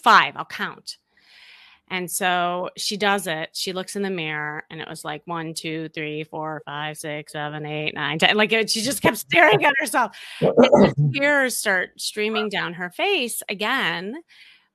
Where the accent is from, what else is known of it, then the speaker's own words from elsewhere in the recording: Chicago, Illinois, United States; moved away; also born or lived in Los Angeles; I'm from Chicago